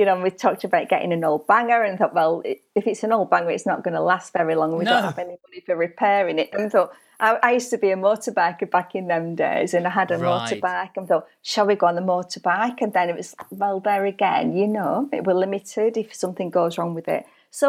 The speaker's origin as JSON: {"language": "English", "town": "Burnley", "region": "North West England", "country": "United Kingdom", "tie": "born or raised there", "also_born_or_lived": "Australia", "said": "So I was born in Burnley, and I think my lust for travel came because when I was 2 years old, my mum and dad emigrated to Australia, and we lived in Australia for 4 years, returning to Burnley when I was 6 years old."}